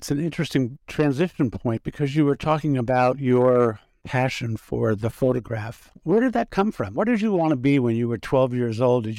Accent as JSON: {"language": "English", "town": "Oradell", "region": "New Jersey", "country": "United States", "tie": "born or raised there", "also_born_or_lived": "New Milford, New Jersey", "said": "Up in Bergen County. I grew up in Oradell and New Milford."}